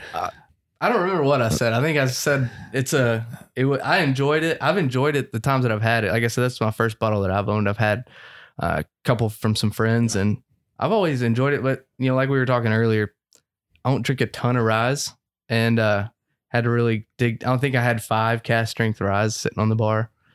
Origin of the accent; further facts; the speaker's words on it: Frankfort, Kentucky, United States; moved away; I'm from Frankfurt